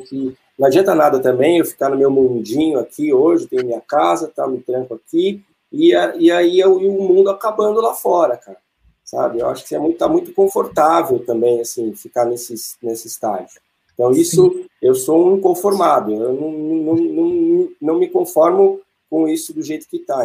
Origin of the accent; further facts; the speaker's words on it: Atibaia, São Paulo, Brazil; eu nasci em São Paulo e eu morava no apartamento, andava de bicicleta no corredor do prédio e meu pai veio para Atibaia e nos trouxe